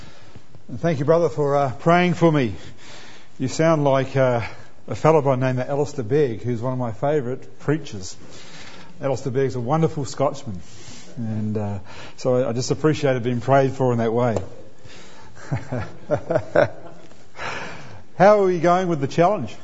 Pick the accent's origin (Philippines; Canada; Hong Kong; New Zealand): New Zealand; now in Australia; I'm a New Zealander